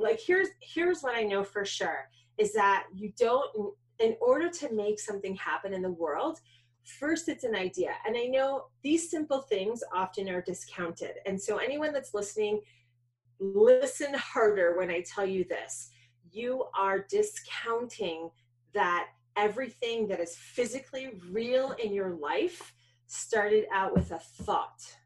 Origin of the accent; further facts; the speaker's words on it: New York City, New York, United States; So I grew up in New York. I was born in Manhattan